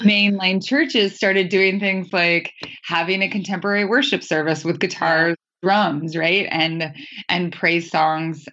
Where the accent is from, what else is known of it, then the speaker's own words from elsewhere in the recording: northern Idaho, United States; my hometown in northern Idaho